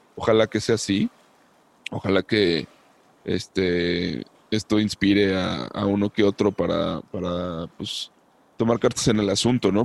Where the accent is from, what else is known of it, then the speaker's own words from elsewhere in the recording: Mexico; como mexicanos